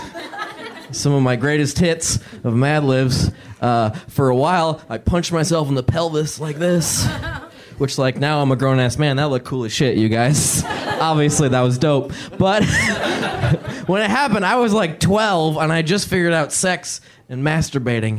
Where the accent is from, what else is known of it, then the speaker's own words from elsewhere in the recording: Indiana, United States; growing up in Indiana, I didn't get to choose my haircut until I was, like, 13